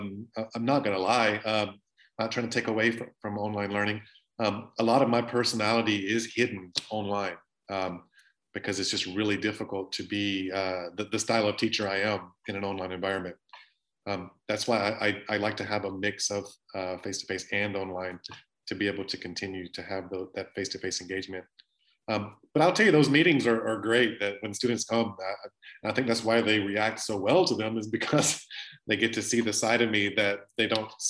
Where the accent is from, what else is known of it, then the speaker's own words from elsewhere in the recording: Louisiana, United States; I'm from South Louisiana. I love cooking.